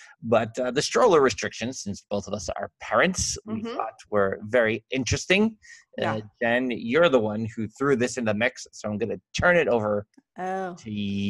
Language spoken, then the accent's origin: English; Long Island, New York, United States; accent: Long Island; I am so much with my Long Island accent today.